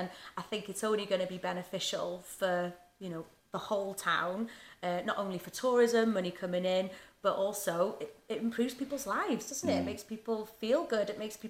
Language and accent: English; Wrexham, Wales, United Kingdom; people would ask you where you're from, and I would just say North Wales.